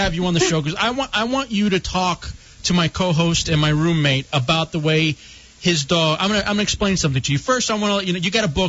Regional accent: Grand Prairie, Texas, United States; moved away; I grew up in Texas in the Dallas area, Grand Prairie.

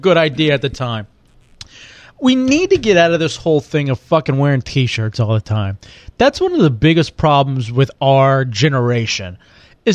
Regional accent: Texas, United States; moved away; I grew up in Texas

